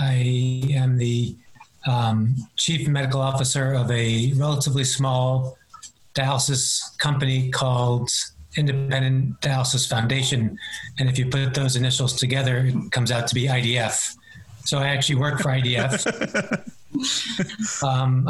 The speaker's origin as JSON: {"language": "English", "town": "New York City", "region": "New York", "country": "United States", "tie": "born or raised there", "said": "I was born and raised in Queens, New York"}